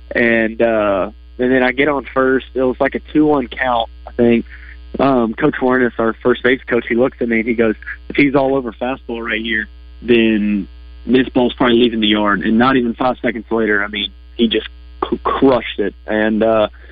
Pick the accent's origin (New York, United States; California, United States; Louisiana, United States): Louisiana, United States; moved away; growing up in Louisiana